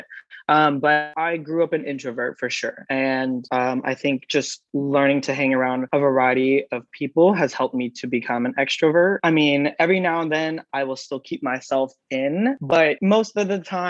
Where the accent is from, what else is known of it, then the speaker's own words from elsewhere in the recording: Dublin, California, United States; also born or lived in San Mateo, California / Vallejo, California / San Diego, California; now in Los Angeles, United States; we moved to in California called Dublin. That's mainly where I grew up, like high school, middle school